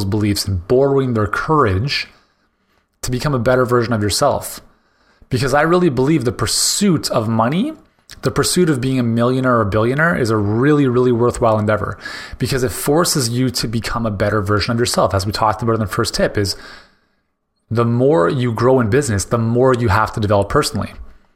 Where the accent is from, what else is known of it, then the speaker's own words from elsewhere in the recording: Canada; as a Canadian